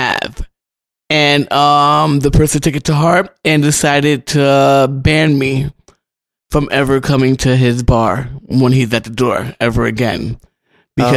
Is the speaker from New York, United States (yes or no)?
yes; New York City, New York, United States; when I was growing up in Harlem